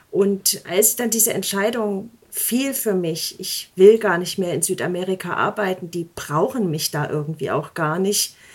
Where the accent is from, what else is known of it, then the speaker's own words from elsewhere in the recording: Eisenach, Thuringia, Germany; moved away as an adult; also born or lived in Leipzig / Elbe-Elster-Kreis; ich bin ja in Eisenach groß geworden, sehr behütet und habe dann in Leipzig studiert und ja, aus diesen städtisch-bürgerlichen Milieus bin ich dann in diese strukturschwache ländliche Region gezogen